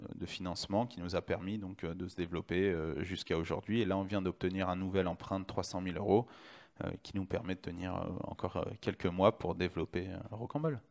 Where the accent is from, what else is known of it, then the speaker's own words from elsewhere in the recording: Lyon, Auvergne-Rhône-Alpes, France; je suis de Lyon, mais j'ai fait euh, mon IUT à Saint-Etienne